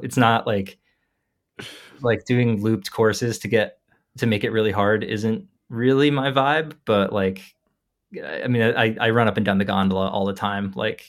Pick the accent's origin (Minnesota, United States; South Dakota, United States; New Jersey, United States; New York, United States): New Jersey, United States; And I grew up in New Jersey, so it would be really cool to me to run a 50-mile race, like, 20 minutes from where I grew up.